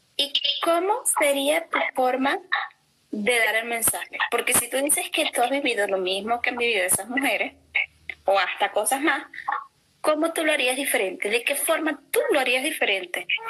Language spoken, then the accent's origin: Spanish; Venezuela; moved away; en mi país, ¿no? En Venezuela